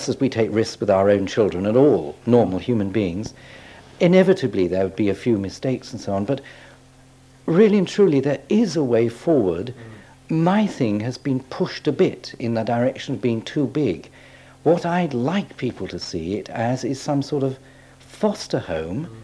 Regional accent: England, United Kingdom; I'm as English as they come

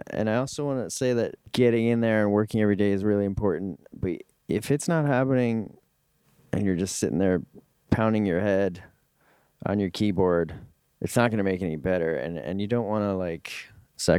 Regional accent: New York, United States; moved away; also born or lived in Westchester; I grew up in New York.

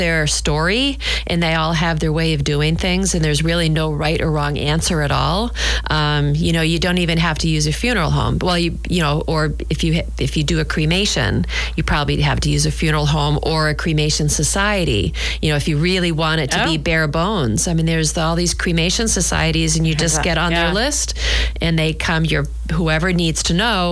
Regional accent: New Hampshire, United States; now in Scituate, United States; I grew up in New Hampshire

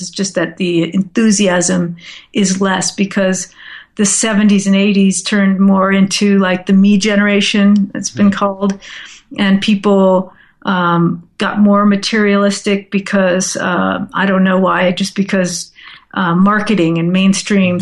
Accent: Southern California, United States; moved away as an adult; also born or lived in upstate New York; I grew up in Southern California, and I decided to move to upstate New York to finish my college education

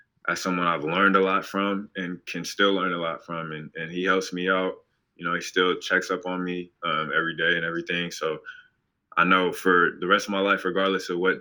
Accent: Portland, Oregon, United States; moved away; growing up in Portland

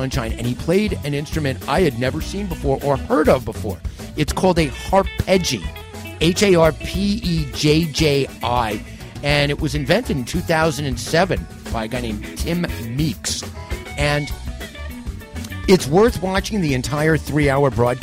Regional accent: New York City, New York, United States; I'm from Manhattan.

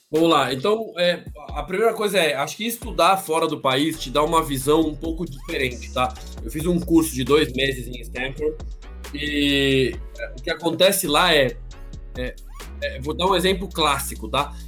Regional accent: Brazil; como brasileiro

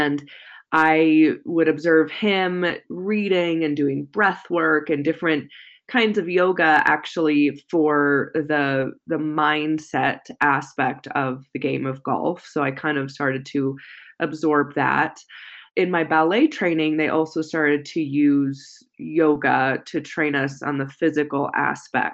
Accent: San Jose, California, United States; I grew up in Silicon Valley area in California

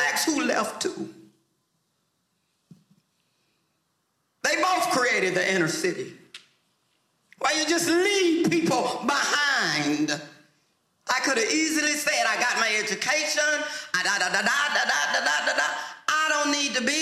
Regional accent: Lubbock, Texas, United States; moved away as an adult; also born or lived in Harlem, New York City; I lived in Lubbock

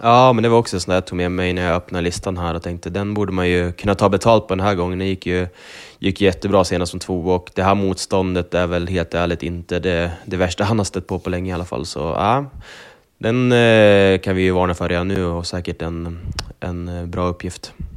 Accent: Sundsvall, Västernorrland County, Sweden; Bergsåker som är lite mer min hemtrakt

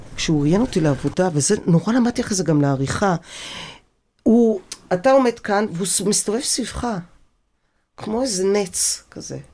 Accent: Tel Aviv, Tel Aviv District, Israel; born or raised there

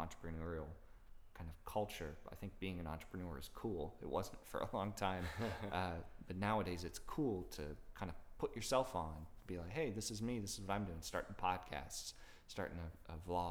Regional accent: Florida, United States; now in Orlando, United States; I grew up in Florida

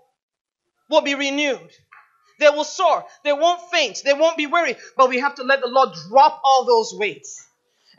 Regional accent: Nigeria; also born or lived in Michigan, United States; the traumatic experience began at age 8, when I was taken away from Michigan, brought to Nigeria

